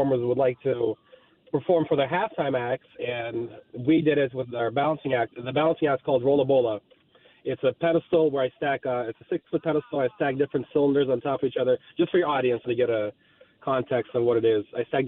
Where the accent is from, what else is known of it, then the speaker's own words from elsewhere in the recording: Moscow, Russia; I'm actually from Moscow, Russia. My mom and dad, they were in the circus.